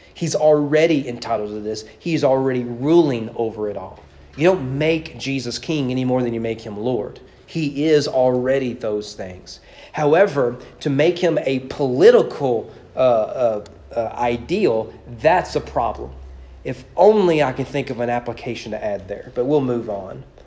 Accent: Owen County, Kentucky, United States; I'm from Owen County Public Schools.

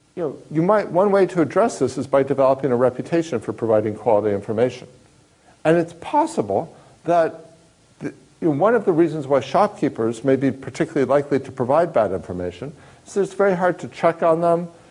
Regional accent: Kansas, United States; I grew up in Kansas

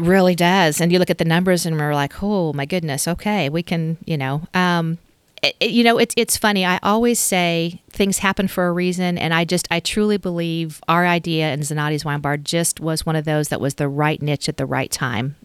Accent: Stillwater, United States; moved away as an adult; also born or lived in Dallas / Los Angeles / Chicago / Washington, D.C.; I grew up in Stillwater

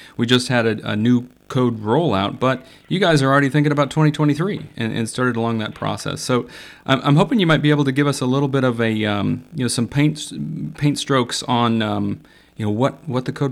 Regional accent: Iowa, United States; I grew up in Iowa, so also a Midwesterner at heart.

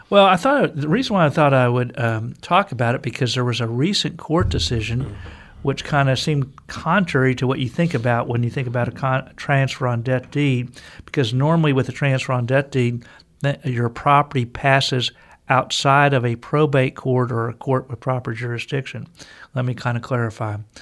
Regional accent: Texas, United States; I'm a Texan, native Texan

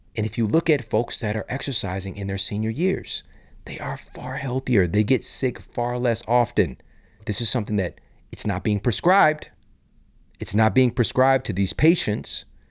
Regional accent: St. Louis, Missouri, United States; also born or lived in Los Angeles; I'm from Saint Louis, Missouri

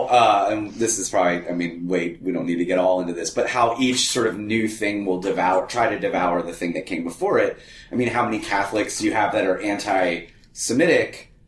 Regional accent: the South, United States; being a child of Yankees, having grown up in the South and being really one of very few Catholic families where I grew up

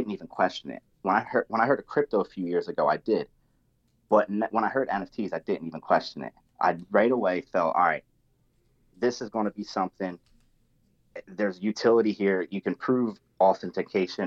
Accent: New Jersey, United States; I'm from Jersey. So I talk like a little bit different with a little bit of slang, a little bit of foul mouth

